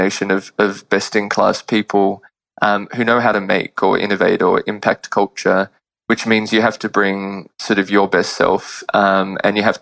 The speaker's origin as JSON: {"language": "English", "town": "Sydney", "region": "New South Wales", "country": "Australia", "tie": "born or raised there", "moved": "as an adult", "lives_now": "New York, United States", "said": "I was born in Sydney and grew up there and went to college there as well"}